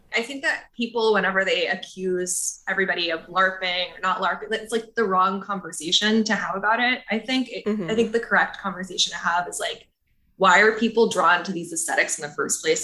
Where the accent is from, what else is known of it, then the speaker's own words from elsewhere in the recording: Texas, United States; I live here in Austin. I'm from Texas, but not from Austin.